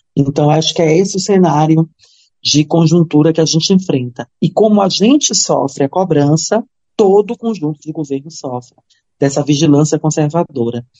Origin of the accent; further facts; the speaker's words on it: Belém, Pará, Brazil; eu sou de Belém, a minha família é de Cametá